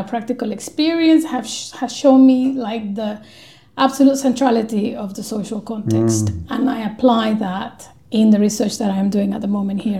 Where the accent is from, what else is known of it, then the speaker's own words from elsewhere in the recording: Colombia; moved away as an adult; now in London, United Kingdom; I am from Colombia, and I am a migrant from the Global South, living in the Global North